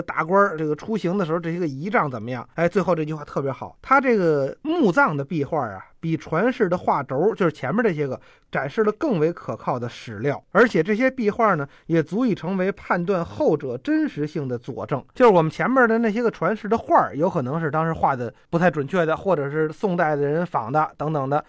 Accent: Beijing, China; 就跟我们北京人那个过去民国时候游二闸似的

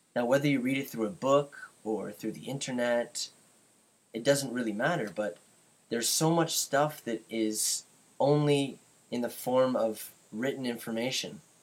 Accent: Canada; I'm from Canada

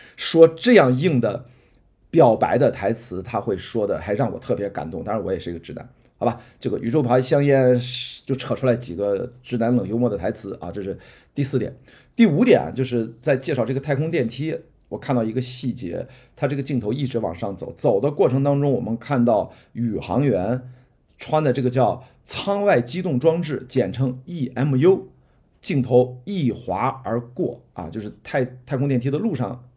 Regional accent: Qingdao, Shandong, China; now in Beijing, China; 我的家乡是青岛，青岛刘亭机场是我小时候飞的最多的机场

